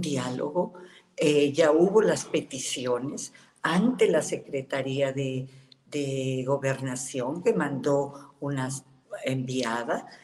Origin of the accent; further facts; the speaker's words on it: Mexico; somos los mexicanos